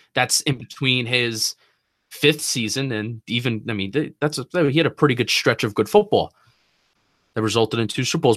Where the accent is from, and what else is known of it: New Jersey, United States; moved away as an adult; now in Washington, D.C., United States